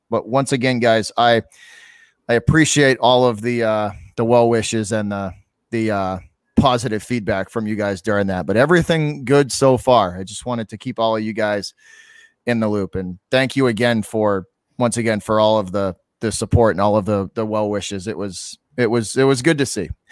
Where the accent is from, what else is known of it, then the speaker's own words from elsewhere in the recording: Massachusetts, United States; also born or lived in Boston; I'm from Massachusetts